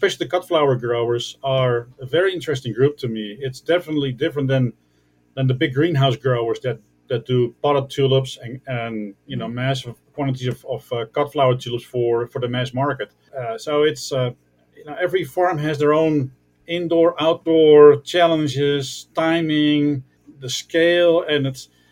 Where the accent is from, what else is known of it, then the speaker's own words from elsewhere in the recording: Netherlands; I'm from the Netherlands